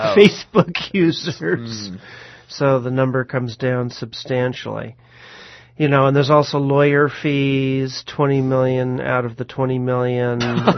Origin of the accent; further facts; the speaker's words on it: New York, United States; I grew up in New York